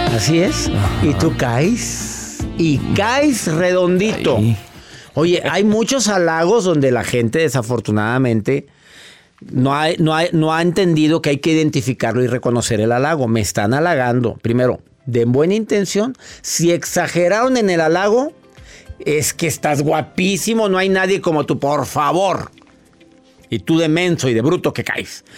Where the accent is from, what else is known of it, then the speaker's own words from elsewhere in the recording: Mexico; en México, en mi país amado